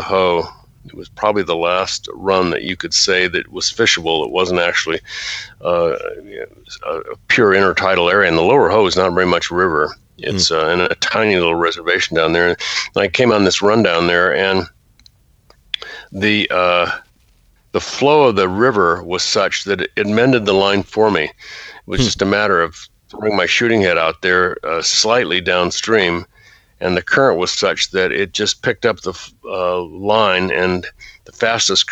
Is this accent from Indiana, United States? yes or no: no; Virginia, United States; moved away; also born or lived in Washington State; I grew up mostly in Virginia